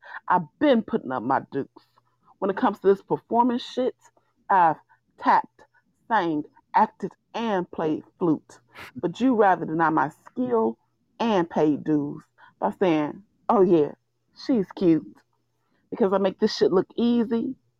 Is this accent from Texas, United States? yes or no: no; Gary, Indiana, United States; moved away; I'm from Gary, Indiana originally. So shout out to the Midwest, GI, Chi-Town.